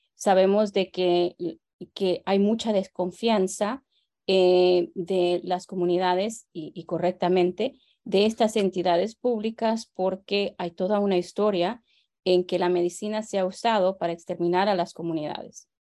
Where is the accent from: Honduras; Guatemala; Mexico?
Guatemala; now in Los Angeles, United States; como guatemalteca